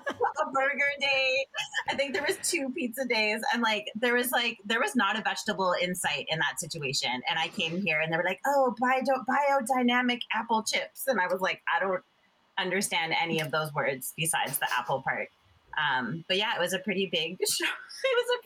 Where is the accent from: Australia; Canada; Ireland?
Canada; Toronto, Ontario; born there; also born or lived in Jamaica / Buffalo / Fort Lauderdale / North Vancouver; I was born in Ontario, I was born in Toronto, and we moved a bunch of places. We lived in Jamaica, I lived in a bunch of small towns in Ontario, Buffalo, New York, and then Fort Lauderdale, Florida.